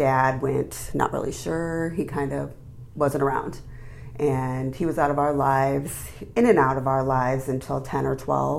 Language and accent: English; Mishawaka, Indiana, United States; I grew up in Mishawaka, South Bend area.